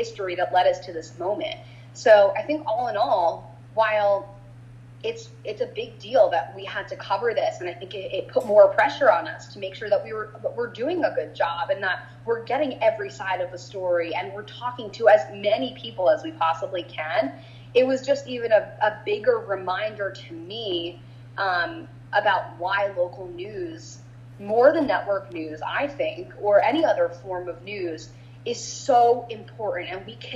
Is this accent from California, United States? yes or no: no; New Jersey, United States; now in Louisville, United States; I'm from New Jersey. I'm from right outside New York City, about 2-minute drive from the Upper West Side